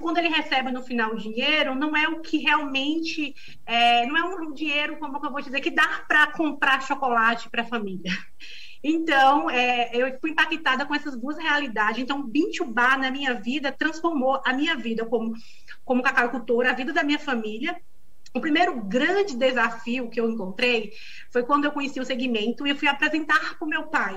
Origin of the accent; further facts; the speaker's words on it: Northeast Region, Brazil; accent: nordestino; moved away as an adult; now in São Paulo, Brazil; Eu saí do Nordeste em busca de uma vida melhor